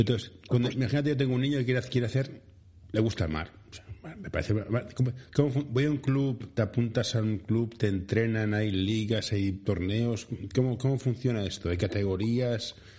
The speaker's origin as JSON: {"language": "Spanish", "town": "Barcelona", "region": "Catalonia", "country": "Spain", "said": "soy de Barcelona"}